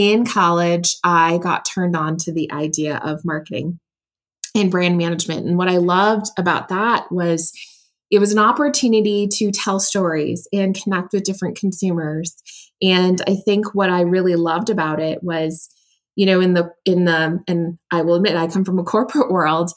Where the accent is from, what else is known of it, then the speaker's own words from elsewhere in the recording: United States; also born or lived in Taiwan; moved to the US when I was three, grew up in a very, very loving family